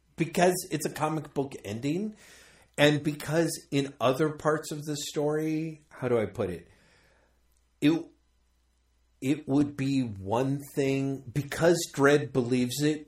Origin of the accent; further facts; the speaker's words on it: United States; me growing up as an American